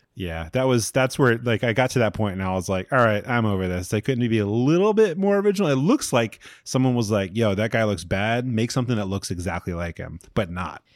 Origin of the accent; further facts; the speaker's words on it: Long Island, New York, United States; I'm from Long Island